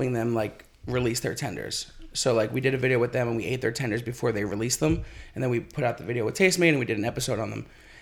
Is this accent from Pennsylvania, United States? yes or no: yes; Philadelphia, Pennsylvania, United States; now in Los Angeles, United States; I am 30, from Philadelphia, Pennsylvania, currently living in Los Angeles